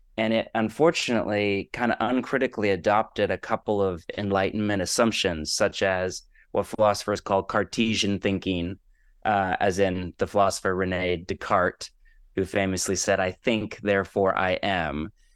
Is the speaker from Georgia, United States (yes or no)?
no; California, United States; moved away as an adult; also born or lived in Portland, Oregon; now in Los Angeles, United States; I am born and raised on the West Coast, grew up in California, but spent the last twenty or so years in Portland, Oregon